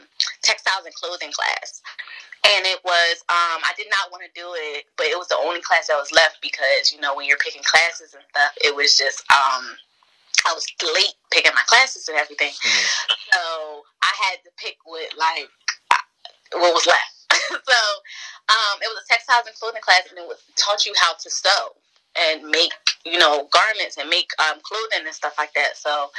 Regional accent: Bridgeton, New Jersey, United States; also born or lived in Millville; I was born in Millville, but I'm from Bridgeton. I moved around a lot, so I don't even know where, like, I'm actually really from Bridgeton. I'm from Bridgeton.

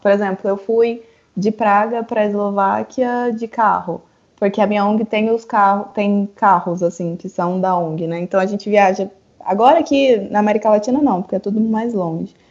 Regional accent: Brazil; moved away as an adult; also born or lived in Europe / Prague / Chile; now in San José, Costa Rica; eu saí do Brasil em 2016

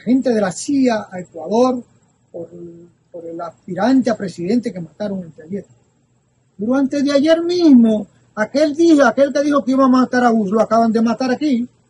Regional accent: Tamboril, Santiago, Dominican Republic; moved away; cuando yo pequeño en el río de mi pueblo

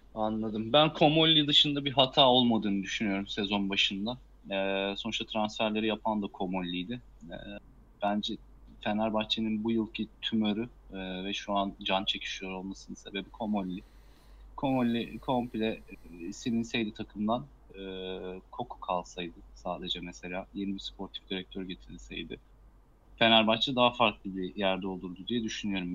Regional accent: Karabük Province, Turkey; ben bir Karabüklü olarak

